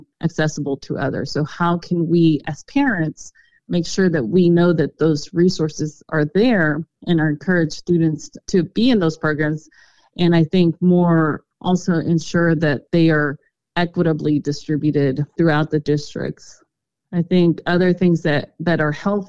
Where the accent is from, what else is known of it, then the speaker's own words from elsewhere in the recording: Garland, Texas, United States; I grew up in Garland